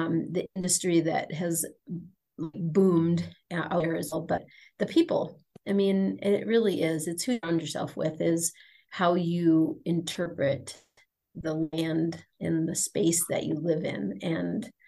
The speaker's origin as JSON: {"language": "English", "region": "Wisconsin", "country": "United States", "tie": "born or raised there", "also_born_or_lived": "Minnesota / Kentucky / Los Angeles / North Dakota", "moved": "as an adult", "lives_now": "Colorado, United States", "said": "Wisconsin, Minnesota, because that's where I grew up and that's where my heart is"}